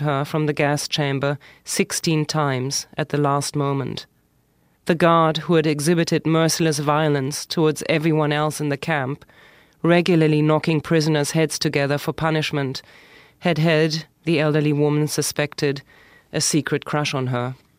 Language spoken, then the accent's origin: English; Germany; accent: German; English is a second language; moved away as an adult; also born or lived in Berlin; now in New York City, United States; when I lived in Germany